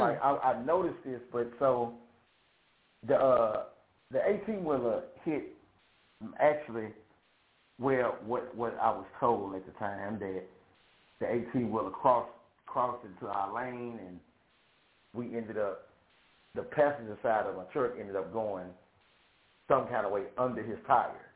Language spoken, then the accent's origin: English; Shreveport, Louisiana, United States; I am from Shreveport, Louisiana